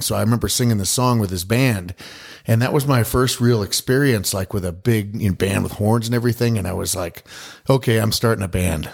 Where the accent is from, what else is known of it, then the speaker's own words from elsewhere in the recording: Boulder, Colorado, United States; I was born and raised in Boulder and, uh, and, uh, grew up there.